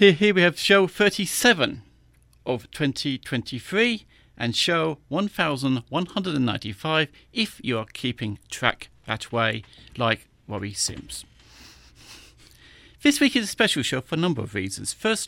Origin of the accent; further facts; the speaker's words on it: United Kingdom; As I am a British person, for my sins